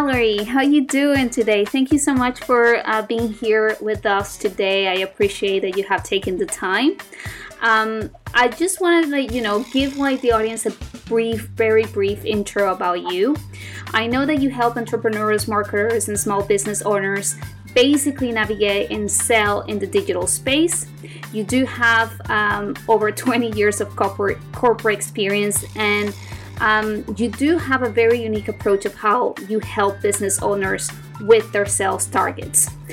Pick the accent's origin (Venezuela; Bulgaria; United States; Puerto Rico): Venezuela; I'm from Venezuela and there's a lot of artisans there as well.